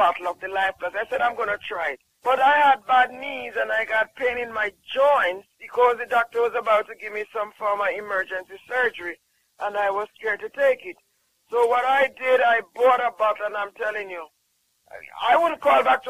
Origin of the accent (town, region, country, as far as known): Jamaica